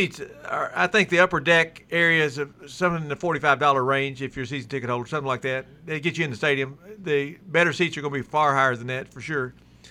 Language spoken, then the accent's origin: English; Louisville, Kentucky, United States; moved away; also born or lived in Middle Tennessee; I'm from the Louisville area